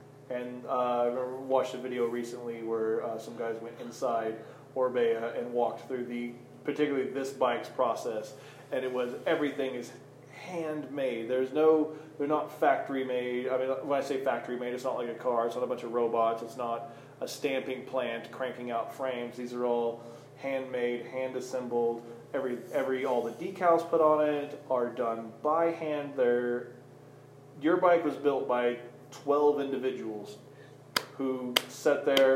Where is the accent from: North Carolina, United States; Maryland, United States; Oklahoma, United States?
Oklahoma, United States; I'm from Oklahoma